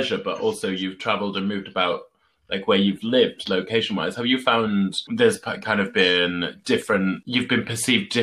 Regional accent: Hull, Yorkshire and the Humber, United Kingdom; moved away; I am from Hull

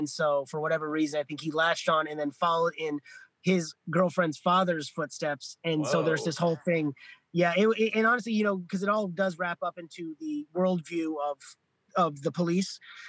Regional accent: Florida, United States; I grew up in Florida

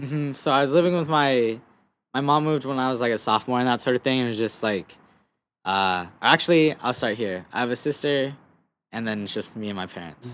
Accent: Guam; moved away; also born or lived in United States; growing up on Guam was cool

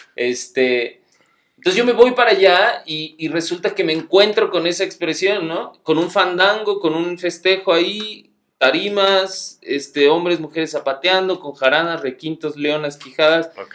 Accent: Cuernavaca, Morelos, Mexico; moved away as an adult; also born or lived in Veracruz; yo, nací aquí, en Cuernavaca, soy guayabo, este, y por situaciones del destino terminé en, En Veracruz

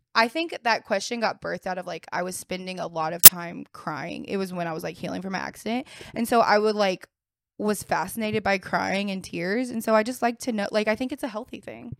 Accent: the South, United States; I'm from the South

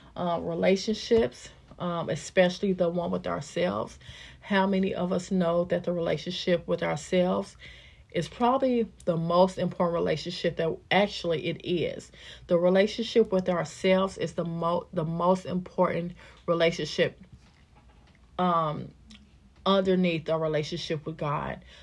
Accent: Kansas City, Missouri, United States; I was born and raised in Kansas City, Missouri.

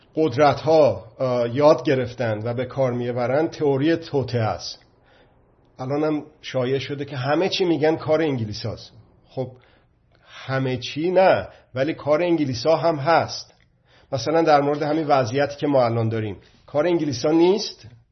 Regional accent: Iran; به عنوان یک مرد ایرانی

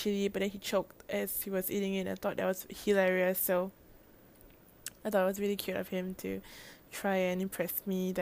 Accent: Singapore; also born or lived in Melbourne, Australia; I'm actually from Singapore. I mean, I'm based in Singapore still

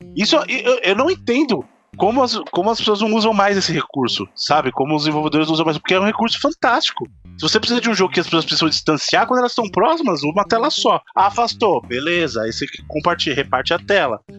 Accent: Buritirama, Bahia, Brazil; born or raised there; moved away

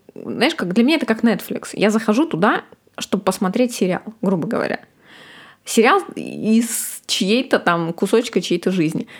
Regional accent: Ukhta, Komi Republic, Russia; moved away; Мы из Ухты очень а, морозный город

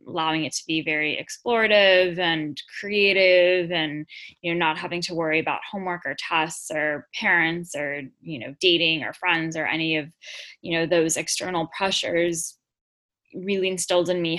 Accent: Los Angeles, California, United States; accent: SoCal drawl; now in United Kingdom; I'm from Los Angeles originally, so I have that kind of SoCal drawl.

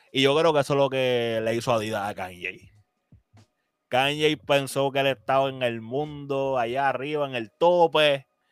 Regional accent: Puerto Rico; nosotros como puertorriqueños

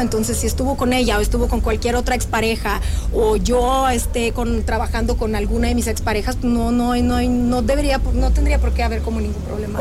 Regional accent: Russia; now in Mexico; yo soy rusa

